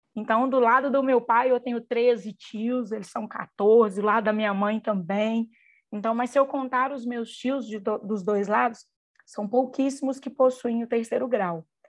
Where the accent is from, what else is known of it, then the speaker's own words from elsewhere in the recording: Mineiros, Goiás, Brazil; moved away as an adult; now in Uberlândia, Brazil; minha cidade natal é Mineiros, no interior de Goiás